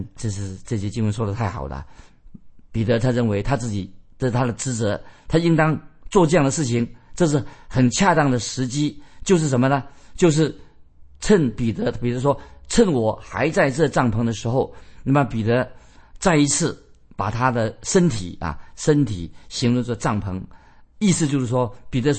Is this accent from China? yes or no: yes; China; 我们中国人说的很好。中国人怎么说呢？人之将死，其言也善。